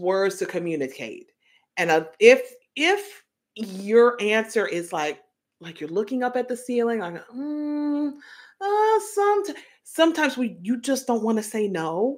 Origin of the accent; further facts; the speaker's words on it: Tennessee, United States; I grew up in Tennessee